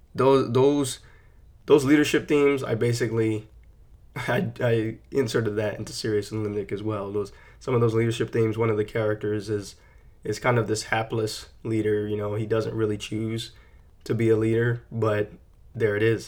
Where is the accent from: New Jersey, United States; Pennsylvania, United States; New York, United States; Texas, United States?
Texas, United States; San Antonio; moved away; I'm born and raised in San Antonio, Texas. That's where I grew up